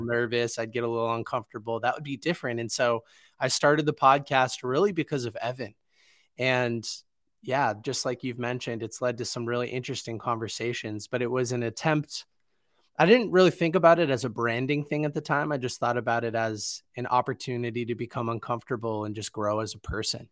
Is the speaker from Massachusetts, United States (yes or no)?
yes; Boston, Massachusetts, United States; where I grew up in Boston